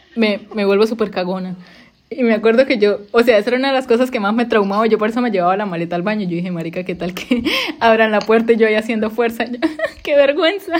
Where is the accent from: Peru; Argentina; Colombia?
Colombia; moved away as an adult; now in United States; cuando me fui de Colombia